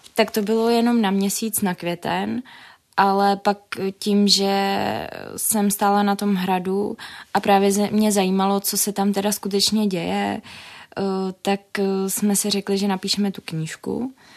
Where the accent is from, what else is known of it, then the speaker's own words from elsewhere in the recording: Jičín, Hradec Králové Region, Czechia; now in Prague, Czechia; jsem eh, sice z Jičína, ale působím v Praze